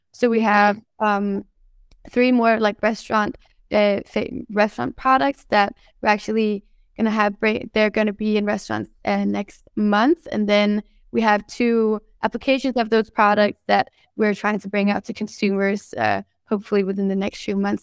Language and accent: English; Denmark; moved away; also born or lived in Sweden; I grew up in Denmark